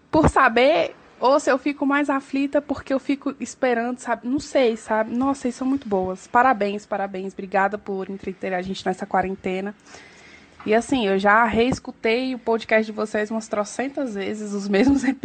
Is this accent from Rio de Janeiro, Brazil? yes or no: no; Brasília, Federal District, Brazil; eu sou aqui de Brasília